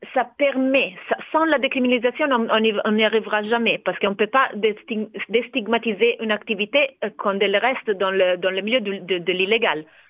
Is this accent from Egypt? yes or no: no; Italy; now in France; Je suis née en Italie